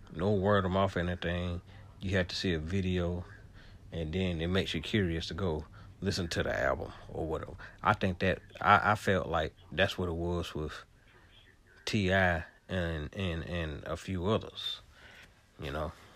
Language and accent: English; the South, United States; I'm a Southerner.